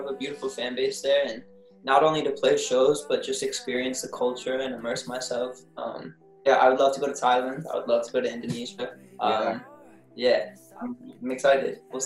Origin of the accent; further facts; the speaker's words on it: Louisville, Kentucky, United States; moved away; I grew up in Louisville, Kentucky, and my sister still lives here, so I'm visiting them right now